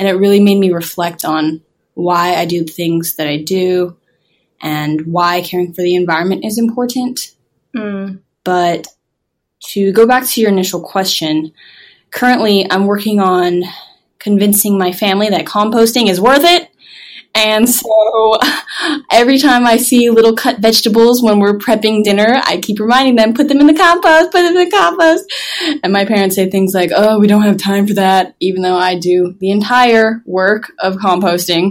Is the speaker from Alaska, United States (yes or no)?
no; Hawaii, United States; I was born and raised in Hawaii.